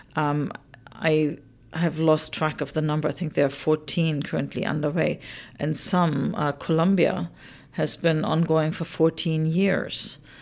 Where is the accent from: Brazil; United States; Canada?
Canada; I, as the Canadian